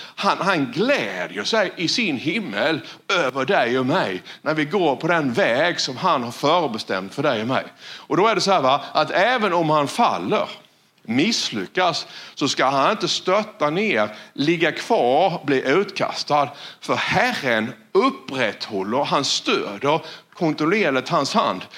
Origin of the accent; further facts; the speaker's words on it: Sweden; jag växte ju upp här. Ja, det vet ni om. Jag är ju från Valjeva